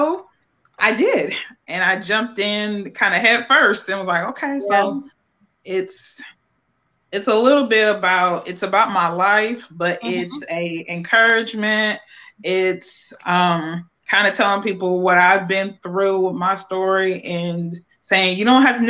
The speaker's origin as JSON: {"language": "English", "town": "Akron", "region": "Ohio", "country": "United States", "tie": "born or raised there", "moved": "as an adult", "lives_now": "North Carolina, United States", "said": "I am from Akron, Ohio, born and raised"}